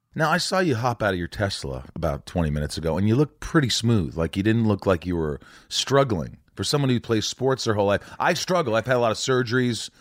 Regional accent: Indiana, United States

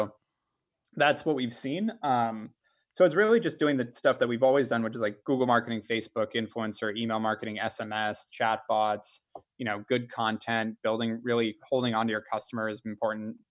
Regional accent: Ojai, California, United States; also born or lived in Los Angeles, United States; I'm from Ojai. I was born in LA, but moved to Ojai when I was 6, small town, North

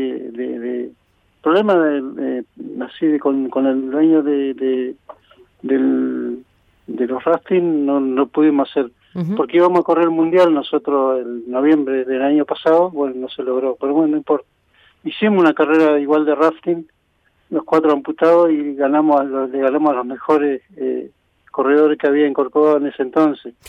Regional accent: Esquel, Chubut, Argentina; soy nativo de acá de Esquel.

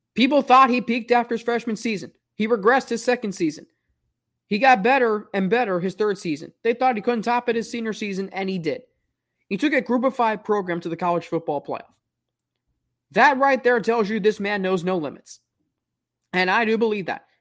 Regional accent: Springboro, Ohio, United States; moved away as an adult; also born or lived in Atlanta, Georgia / Cincinnati, Ohio; now in Macon, United States; I grew up just outside of Cincinnati and Sprinboro, which I consider part of Cincinnati. But I was also born in Atlanta

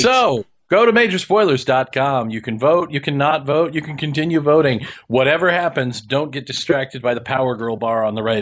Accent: Kansas, United States; I grew up in Kansas

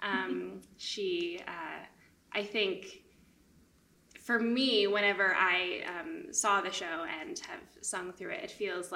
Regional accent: Winnipeg, Manitoba, Canada; I grew up in Winnipeg

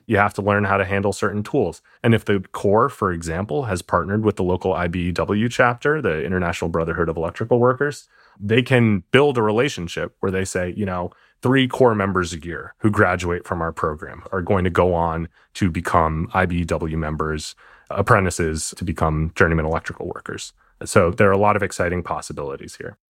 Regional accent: New York City, New York, United States; moved away; I'm from New York City originally.

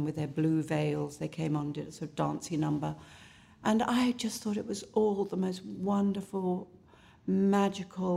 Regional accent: Southend-on-Sea, East of England, United Kingdom; also born or lived in London; I was raised in both in London and in a little place called Southend-on-Sea in Essex.

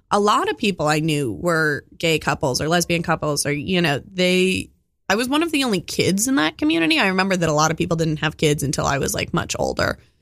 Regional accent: Oakland, California, United States; I grew up in Oakland

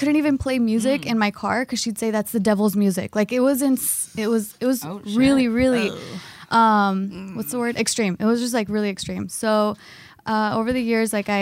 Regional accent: United States; also born or lived in Mexico; I only lived in Mexico for 1 year when I was 15. I was born here

